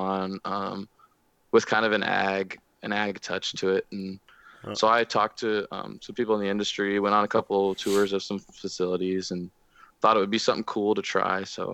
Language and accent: English; Kansas City, Missouri, United States; also born or lived in South Carolina / Manhattan, Kansas; now in Kansas, United States; I'm not originally from Kansas. I was born in South Carolina, kind of grew up there for a little bit, moved to Kansas City when I was pretty young, spent 10 years in Kansas City, where I graduated just outside, just north of Kansas City